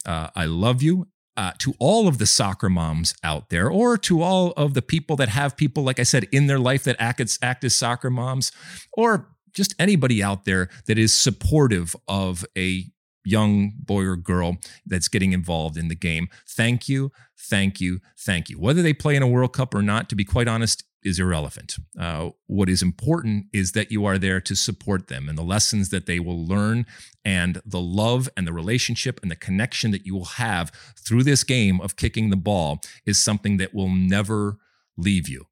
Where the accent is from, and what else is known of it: United States